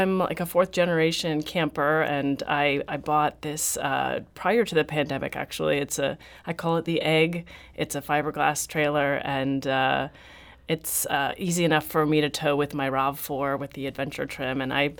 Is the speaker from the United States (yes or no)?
no; Haworth, Yorkshire and the Humber, United Kingdom; So I grew up in Haworth, and my mom and I ran a small business together as face painters.